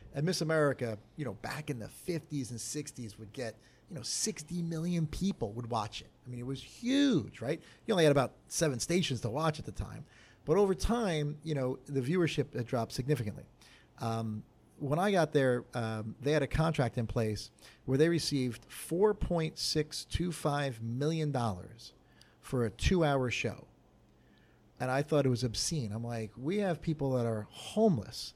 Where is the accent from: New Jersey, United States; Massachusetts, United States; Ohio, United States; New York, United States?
New Jersey, United States; Belmar; I'm from Belmar